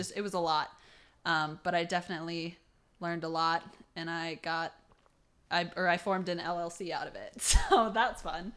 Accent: Toledo, Ohio, United States; I'm from Toledo, Ohio

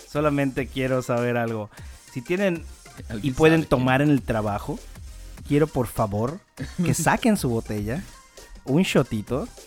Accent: Mérida, Yucatán, Mexico; Claro, la gente que nos escucha en el interior del país, nosotros somos de Mérida, Yucatán

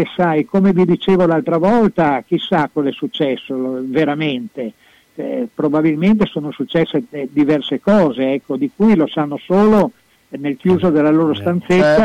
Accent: Venice, Veneto, Italy; now in Bologna, Italy; i miei natali sia eh, eh propri, veri che sportivi sono nati a Venezia

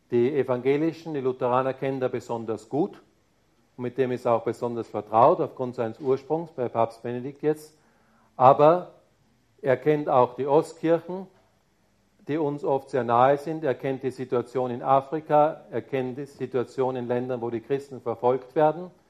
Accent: Bavaria, Germany; Ja, ich bin Bayer. Das heißt, da ist schon auch kulturell ein Unterschied da.

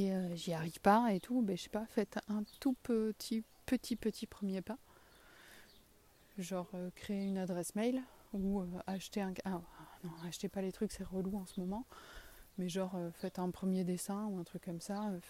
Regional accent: south-west France, France; accent: south-western French; moi et mon accent du sud-ouest, on vous souhaite une bonne journée

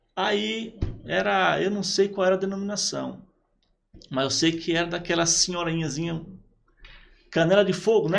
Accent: Praia Grande, São Paulo, Brazil; moved away as an adult; also born or lived in São Vicente / Piauí; eu sou de São Paulo, né? Nasci em São Vicente

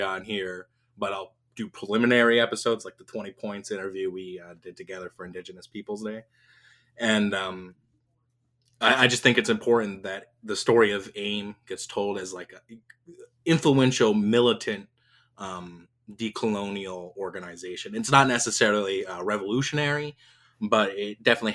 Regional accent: Porcupine, South Dakota, United States; moved away; I'm Oglala Lakota from Pine Ridge, Porcupine to be exact. I don't live there anymore

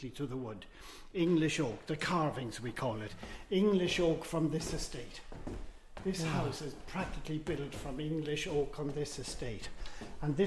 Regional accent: Cavan, County Cavan, Ireland; moved away as an adult; also born or lived in South Africa / London; now in Hertfordshire, United Kingdom; I was born in Cavantown in Ireland, but I've been here in this country for 50 years. But because I came as an adult, my accent has never changed.

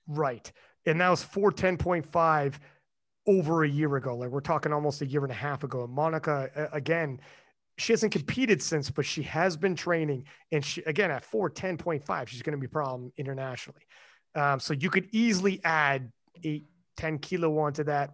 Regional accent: Canada; I'm Canadian

